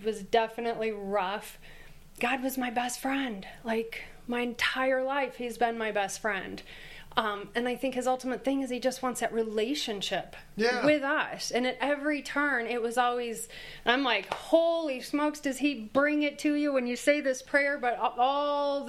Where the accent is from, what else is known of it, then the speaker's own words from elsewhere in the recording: Michigan, United States; I'm from Michigan